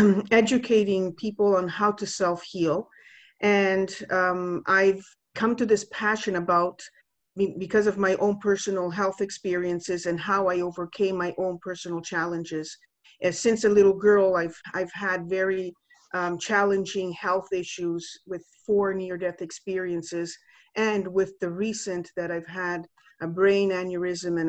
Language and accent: English; Canada; moved away as an adult; also born or lived in Italy; I just came back home because I was born and raised here in Canada.